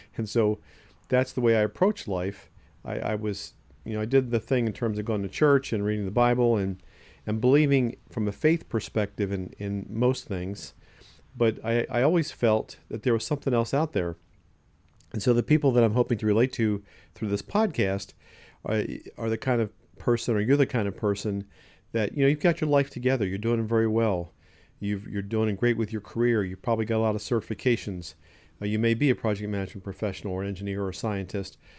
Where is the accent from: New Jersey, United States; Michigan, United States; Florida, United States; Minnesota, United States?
New Jersey, United States; Ocean City; I grew up in Ocean City, New Jersey.